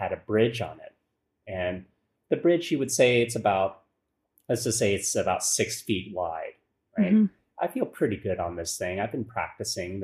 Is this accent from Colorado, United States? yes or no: yes; Colorado, United States; I grew up in Colorado